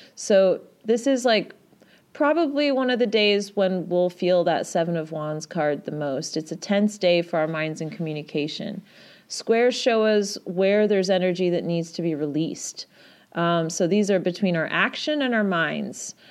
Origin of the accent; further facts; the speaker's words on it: Yorkshire and the Humber, United Kingdom; I'm a Yorkshire lass, so that is actually how people speak where I'm from.